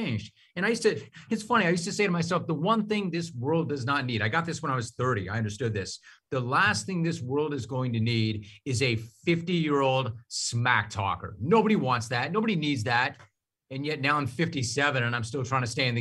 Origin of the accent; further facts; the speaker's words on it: Southern California, United States; I'm from Southern California